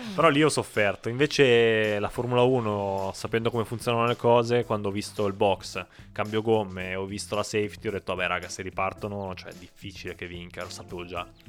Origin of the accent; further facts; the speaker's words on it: Piedmont, Italy; noi siamo piemontesi, quindi siamo nati in una regione fortemente dominata dal vino rosso